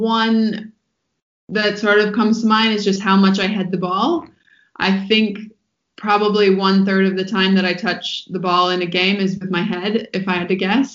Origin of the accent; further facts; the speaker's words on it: Boston, Massachusetts, United States; now in Australia; I'm from Boston. Although I haven't followed it as much now that I've been living in Australia